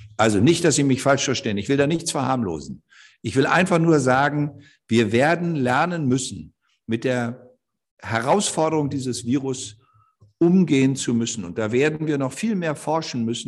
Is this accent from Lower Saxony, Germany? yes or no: yes; Osterholz-Scharmbeck, Lower Saxony, Germany; ich komme aus einer Gegend, ich bin ja in Ostdeutsch-Scharmbeck geboren